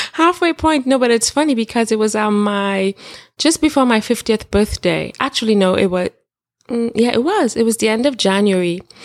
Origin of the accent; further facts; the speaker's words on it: Trinidad & Tobago; growing up in Trinidad, I'm from Trinidad and Tobago